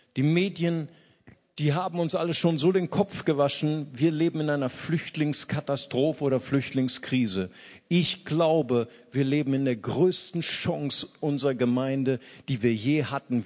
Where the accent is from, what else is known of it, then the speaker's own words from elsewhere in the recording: Germany; als Deutsche